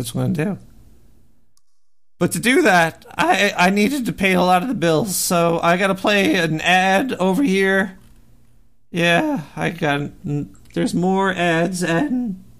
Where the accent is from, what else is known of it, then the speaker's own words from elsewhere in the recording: Brooklyn, New York, United States; Whoa, I'm from Brooklyn, New York.